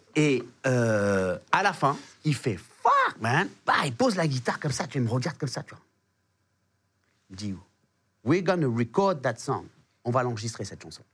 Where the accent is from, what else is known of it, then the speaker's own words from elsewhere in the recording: Réunion; also born or lived in South Africa; now in Paris, France; chez moi à La Réunion